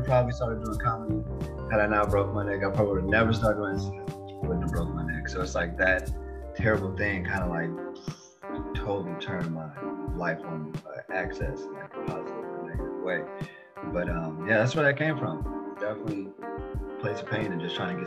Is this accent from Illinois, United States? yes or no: yes; Chicago, Illinois, United States; I'm from Chicago